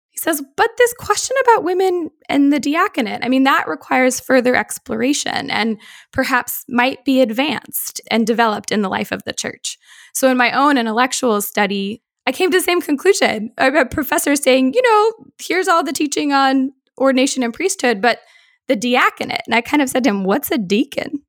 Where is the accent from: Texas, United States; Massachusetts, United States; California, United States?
Massachusetts, United States; Boston; I grew up in Boston